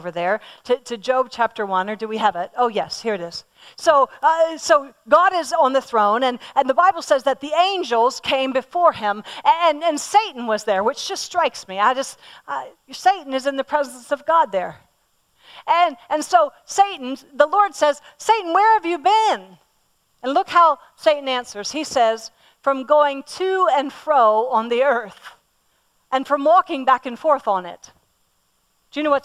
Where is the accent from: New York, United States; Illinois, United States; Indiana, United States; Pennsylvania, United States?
Pennsylvania, United States; I'm from Pennsylvania, and all around my home where I grew up, we have Amish